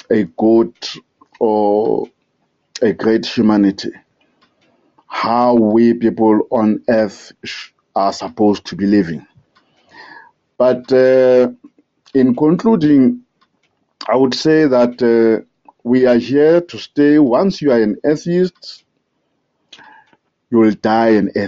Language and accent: English; South Africa; I'm from South Africa, the Republic of South Africa.